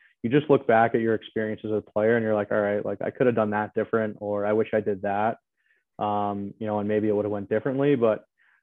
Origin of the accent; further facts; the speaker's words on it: New York, United States; now in Massachusetts, United States; I'm originally from New York, now living in Massachusetts